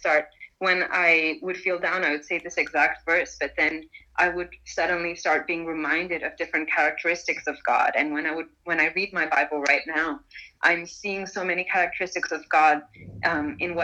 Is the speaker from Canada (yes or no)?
no; Malaysia; moved away as an adult; also born or lived in India; now in Lausanne, Switzerland; I'm Indian, but I've grown up for most of my life in Malaysia